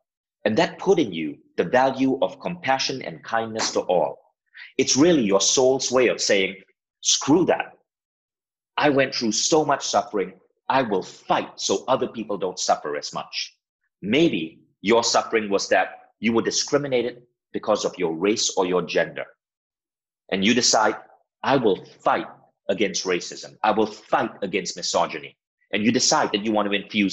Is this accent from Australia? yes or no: no; Malaysia; moved away as an adult; also born or lived in United States; now in Estonia; I had to move back to my home country, Malaysia